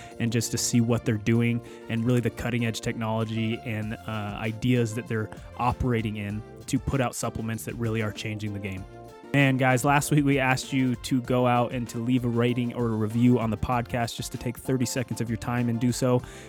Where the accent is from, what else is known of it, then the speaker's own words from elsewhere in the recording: Cody, Wyoming, United States; So we're from Cody, Wyoming, which most people would know is it's the east gate to Yellowstone National Park.